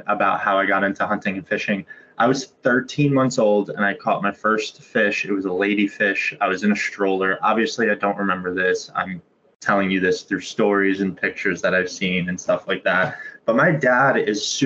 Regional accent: Pompton Lakes, New Jersey, United States; I grew up in Pompton Lakes, New Jersey, this small town in North Jersey

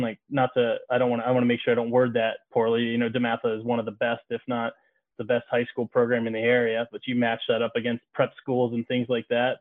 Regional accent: Bowie, Maryland, United States; growing up in Maryland, you know, you're a kid from Bowie. I was a kid from Bowie

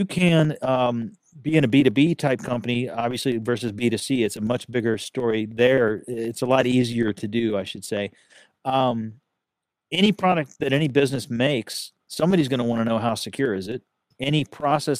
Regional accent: Texas, United States; I'm a Texan

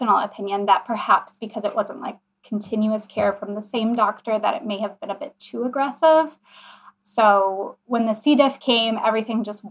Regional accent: Kenosha, Wisconsin, United States; my hometown, which is Kenosha, Wisconsin

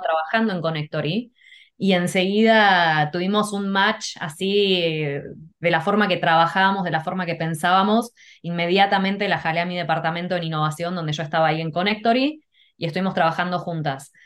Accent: Argentina; moved away; also born or lived in Canada / Mexico / California; yo lo que recuerdo de chica, bueno, mis papás en Argentina íbamos a la iglesia

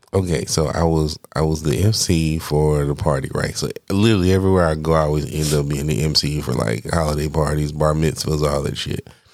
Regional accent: Atlanta, Georgia, United States; I'm from Atlanta

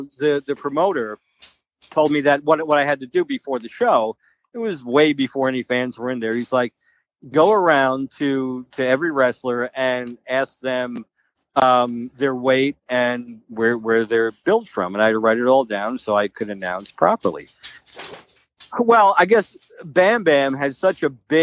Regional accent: Manalapan, New Jersey, United States; I grew up in Manalapa, New Jersey, and Freehold, New Jersey was the next town over.

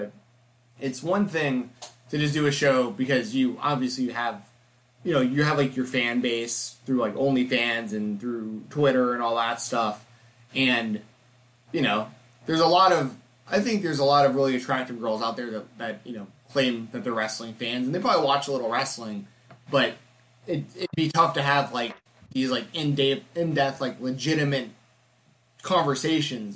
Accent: Atlanta, Georgia, United States; I grew up in Atlanta, which is WCW country. Like, Cody went to my high school.

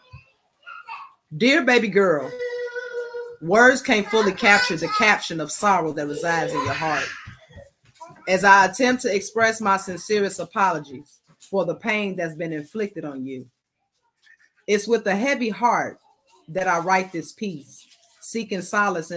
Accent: Chicago, Illinois, United States; I'm born and raised in Chicago

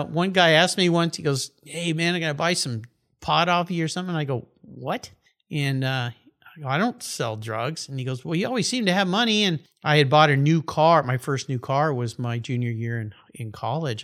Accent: La Jolla, California, United States; also born or lived in Tulsa, Oklahoma / Tucson, Arizona / Del Mar, California; they went further west to La Jolla, California

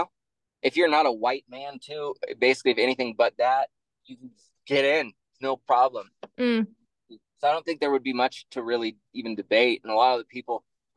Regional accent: Pacific Northwest, United States; I'm from the Pacific Northwest, grew up in liberal areas.

